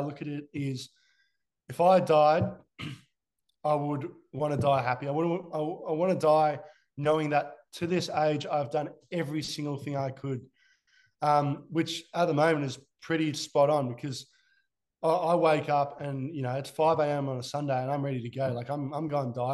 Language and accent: English; Australia; As an Aussie